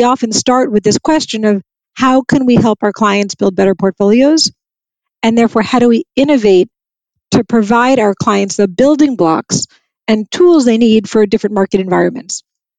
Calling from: New York, United States; I'm in New York and it's actually a beautiful day. Blue sky and fabulous. So fabulous fall day in New York.

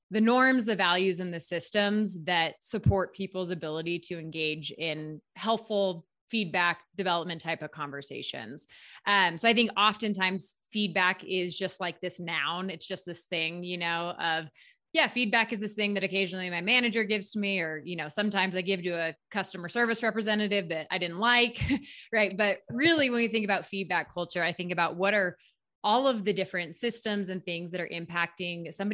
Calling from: Steamboat Springs, Colorado, United States; I am in Steamboat Springs, Colorado. It's about three hours west of Denver, small mountain town.

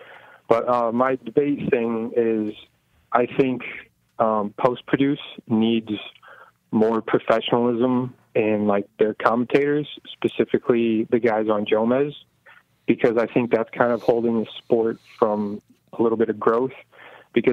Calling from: Platteville, Wisconsin, United States; Calling from Platteville, Wisconsin.

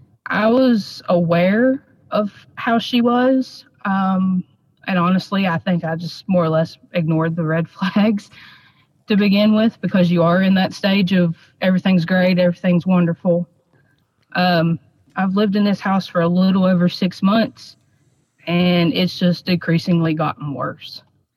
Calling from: West Virginia, United States; West Virginia.

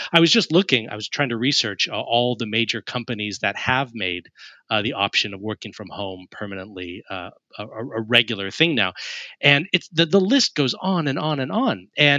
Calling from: Richmond, South East England, United Kingdom; I'm joining you from Richmond in Surrey in the United Kingdom, which is just southwest of Greater London.

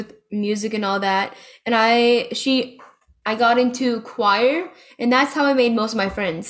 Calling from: Lakeland, Florida, United States; I'm in Lakeland, Florida, in college.

